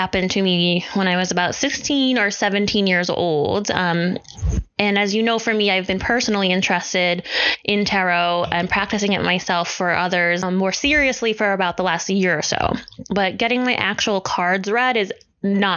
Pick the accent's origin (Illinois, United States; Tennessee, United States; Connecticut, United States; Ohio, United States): Connecticut, United States; moved away; my hometown in Connecticut